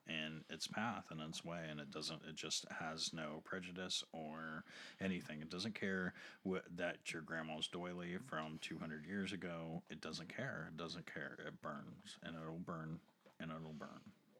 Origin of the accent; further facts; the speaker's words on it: United States; We're American.